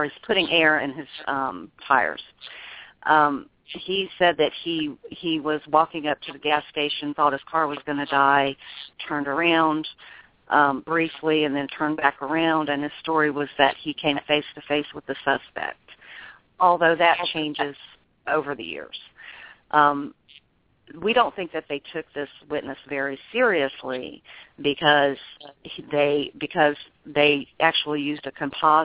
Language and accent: English; Memphis, Tennessee, United States; I'm from Memphis